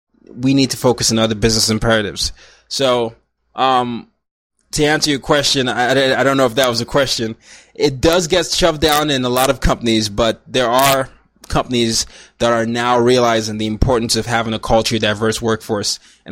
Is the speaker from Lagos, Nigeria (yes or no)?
yes; Lagos, Nigeria; now in New York City, United States; it reminds me of my hometown, Lagos, Nigeria, where it's very crowded, it's busy, there's even some dirt all over the place